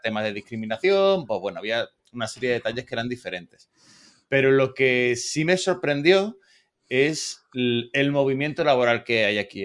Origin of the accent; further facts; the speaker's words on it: Spain; now in United States; español plus